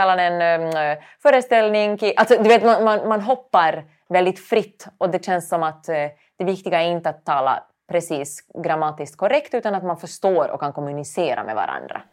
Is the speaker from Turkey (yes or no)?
no; Finland; accent: Finland Swedish; moved away as an adult; now in Sweden; jag är finlandssvensk